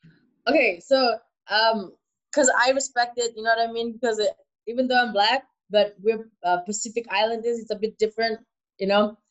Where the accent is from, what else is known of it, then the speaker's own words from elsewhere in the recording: China; So I grew a lot growing up in China.